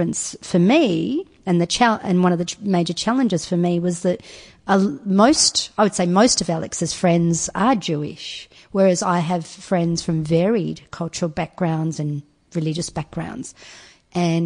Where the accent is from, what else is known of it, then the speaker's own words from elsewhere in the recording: Turkey; now in Australia; I wasn't born in Australia. I was born in Turkey and was brought up in a Muslim household